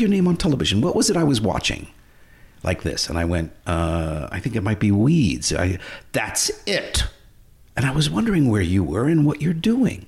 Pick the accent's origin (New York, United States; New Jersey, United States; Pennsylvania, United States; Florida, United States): New York, United States; life growing up in New York, theater, Upper West Side